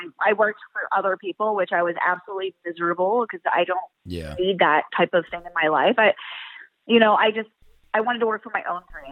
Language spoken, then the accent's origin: English; Pennsylvania, United States; moved away as an adult; I was born and raised in Pennsylvania